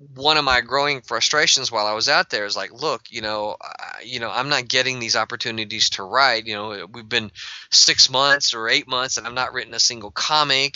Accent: Mississippi, United States; I'm from Mississippi

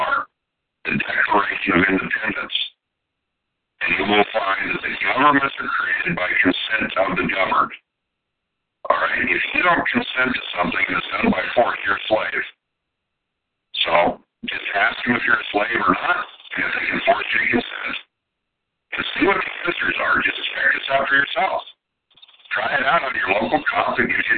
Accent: Montana, United States; raised in Montana in farm communities and very small cities

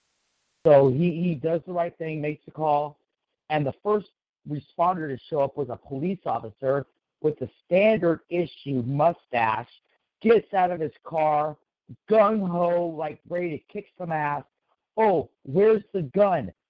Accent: Sacramento, California, United States; I don't live in Oak Park currently, but I used to live in Oak Park, which is a major part of Sacramento in the city

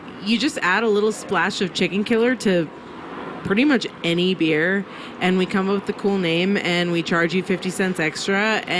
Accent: New York City, New York, United States; moved away as an adult; now in Santa Fe, United States; So I grew up in New York City.

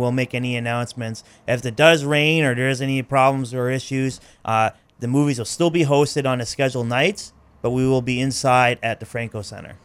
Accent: Maine, United States; I was adopted, so all but a month of my life I've been in Maine

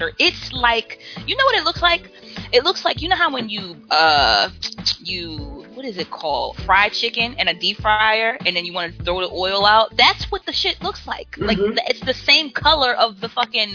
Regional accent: Baltimore, Maryland, United States; we were growing up in Baltimore. We lived in an apartment complex in the city

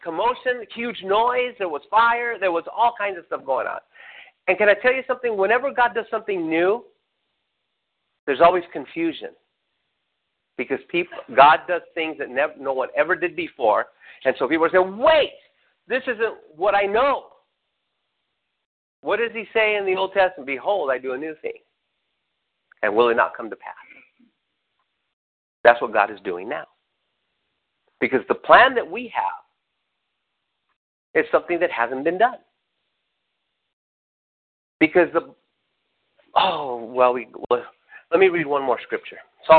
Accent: Redlands, California, United States; I had to get up at 5 to leave around 5 to get to where I was at 7, because I was from Redlands and had to work on Crenshaw and Imperial.

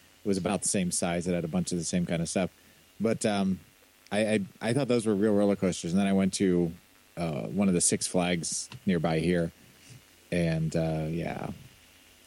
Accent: Kansas City, Missouri, United States; when I was growing up in Kansas City

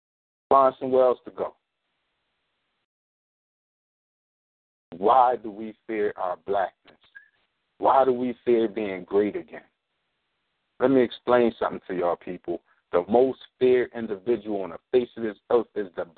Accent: Philadelphia, Pennsylvania, United States; I'm from North Philadelphia

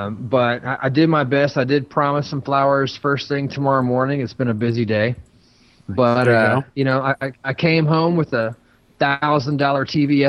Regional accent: Texas, United States; I thought he was playing because I'm a retard from Texas.

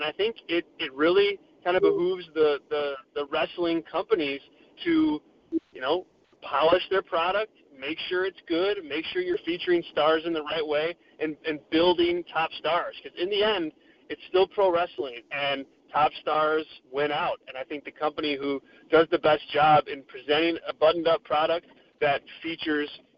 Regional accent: Chicago, Illinois, United States; I'm from Chicago, and so we had the All Out show and then StarCast in my backyard here.

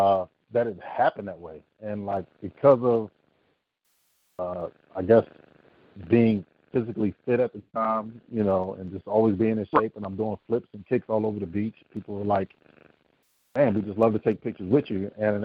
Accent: East Coast, United States; also born or lived in Seville, Spain; I was actually born in Seville, Spain. My dad was military, and he brought me back to the States, and I actually grew up an East Coaster.

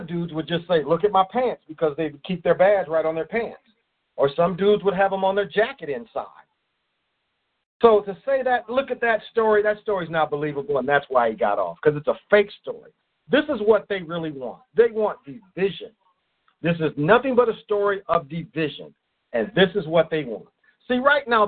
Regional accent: Kalamazoo, Michigan, United States; now in St. Paul, United States; I grew up mostly in European neighborhoods. I mean, I lived on the west side of Kalamazoo

